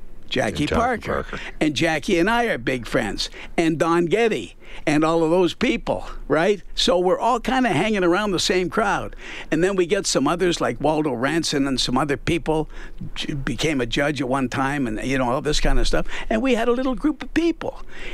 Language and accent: English; Toronto, Ontario, Canada; now in Edmonton, Canada; And I was born in Toronto. I grew up as a kid.